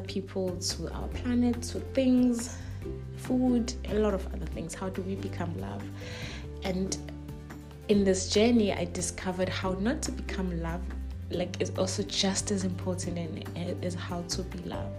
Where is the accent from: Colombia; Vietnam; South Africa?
South Africa; Soweto, Gauteng; also born or lived in Cape Town, South Africa; now in Germany; I grew up in Soweto. As a Sowetan lady, as a Sowetan girl